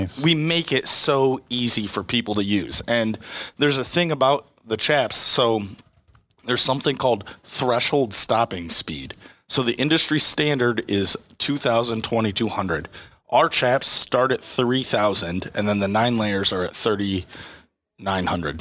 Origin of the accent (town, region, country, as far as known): Swanton, Ohio, United States; born or raised there